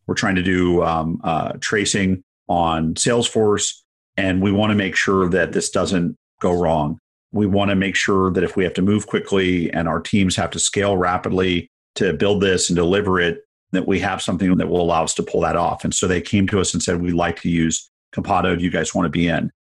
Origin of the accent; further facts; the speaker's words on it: San Francisco, California, United States; growing up in San Francisco in the eighties